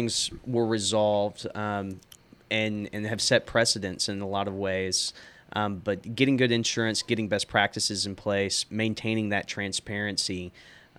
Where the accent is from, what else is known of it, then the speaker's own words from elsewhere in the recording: Sonora, Texas, United States; Growing up in Sonora, Texas, a very small town